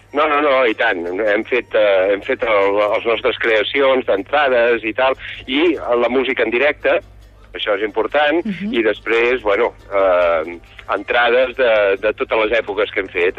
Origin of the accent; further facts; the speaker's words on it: Catalonia, Spain; jo sóc català